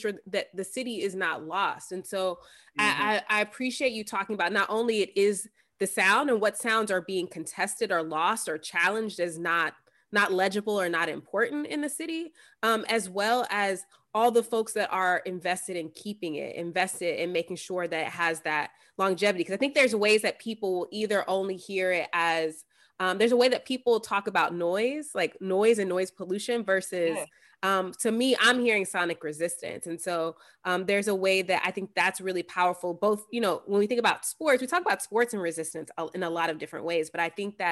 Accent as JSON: {"language": "English", "region": "Texas", "country": "United States", "said": "I'm from Texas"}